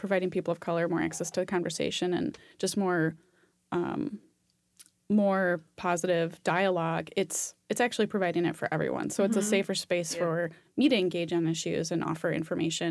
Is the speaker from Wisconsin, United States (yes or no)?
yes; Wisconsin, United States; moved away as an adult; now in Tacoma, United States; I'm from Wisconsin